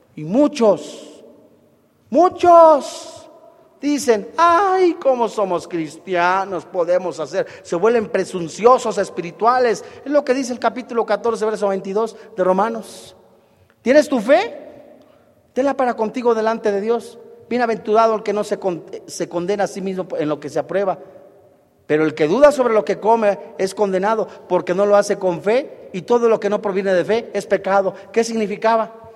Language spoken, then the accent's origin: Spanish; Mexico; decimos los mexicanos